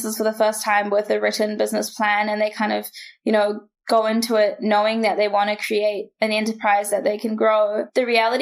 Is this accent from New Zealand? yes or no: yes; New Zealand; growing up in New Zealand